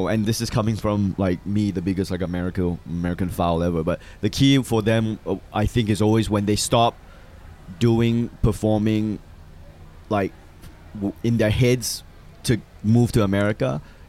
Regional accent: Malaysia; also born or lived in Australia; now in United States; Like, yeah, I'm from Malaysia.

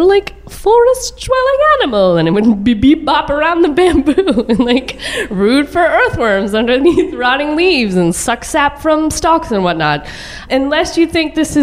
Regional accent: a suburb of Dallas, Texas, United States; I grew up on the poor side of a very large suburb of Dallas

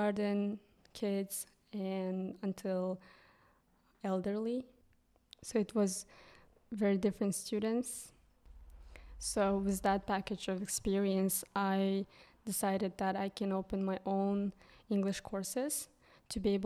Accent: southern Kyrgyzstan, Kyrgyzstan; first language Kyrgyz; English is a second language; moved away as an adult; also born or lived in United States; now in Hungary; I'm from Kyrgyzstan, and I'm also actually from southern part, which is pretty small village.

